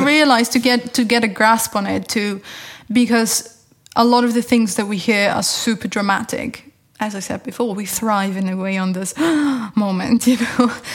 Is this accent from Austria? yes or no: yes; Tyrol, Austria; moved away as an adult; also born or lived in Lund, Sweden; my parents are both from Upper Austria, and I was born in Tyrol